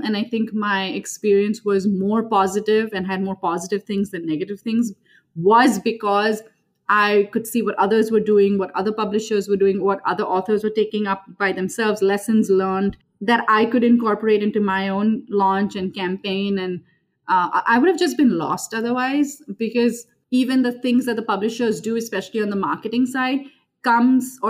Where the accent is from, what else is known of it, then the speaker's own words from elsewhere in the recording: Mumbai, Maharashtra, India; moved away as an adult; now in Minneapolis, United States; I was born and raised in Mumbai, India, and currently reside in Minneapolis, Minnesota with my husband